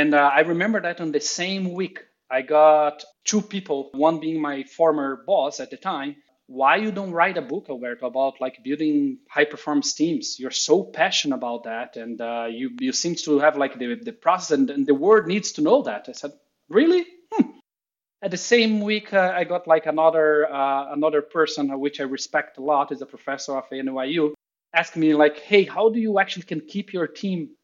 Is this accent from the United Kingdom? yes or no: no; Brazil; English is a second language; moved away as an adult; also born or lived in New York, United States; now in Austin, United States; I'm originally from Brazil, so it's better that I say that up front, as you're going to be realizing my accent.